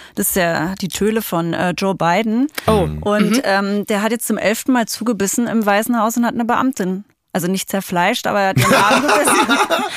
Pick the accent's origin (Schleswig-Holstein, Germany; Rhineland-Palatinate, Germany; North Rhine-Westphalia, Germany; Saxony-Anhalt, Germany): Saxony-Anhalt, Germany; moved away; Ich bin aus Sachsen-Anhalt mhm. und da leben auch noch äh, große Teile meiner Familie